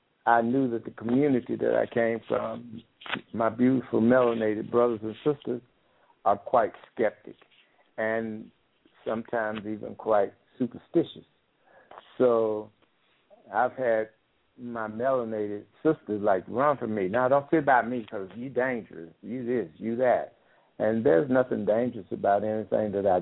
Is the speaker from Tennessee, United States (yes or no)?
yes; Nashville, Tennessee, United States; moved away as an adult; born and raised in Nashville, Tennessee, left there quite a few years ago and started traveling all the way around the world.